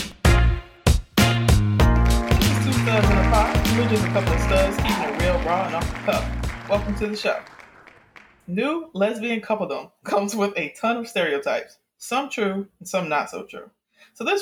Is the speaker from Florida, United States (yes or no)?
yes; Miami, Florida, United States; I'm from Miami